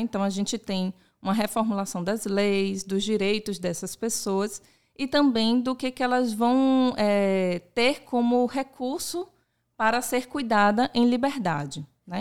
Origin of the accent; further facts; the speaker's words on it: Salvador, Bahia, Brazil; nasci em Salvador e eu é, vivencio essa cultura, eu nasci nessa cultura